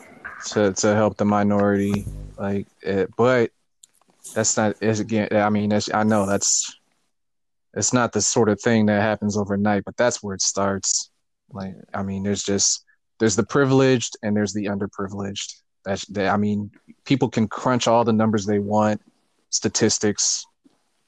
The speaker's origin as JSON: {"language": "English", "country": "United States", "tie": "born or raised there"}